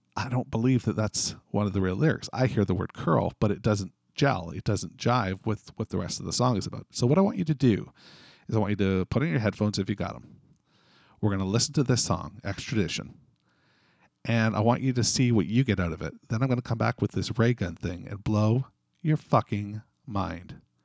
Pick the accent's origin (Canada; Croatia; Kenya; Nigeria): Canada; being a Canadian, we use dot C A in Canada.